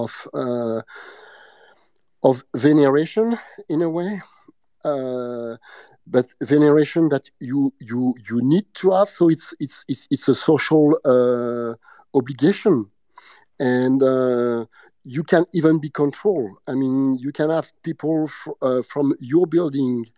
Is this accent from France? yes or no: yes; France; accent: French; English is a second language; my bad English and my French accent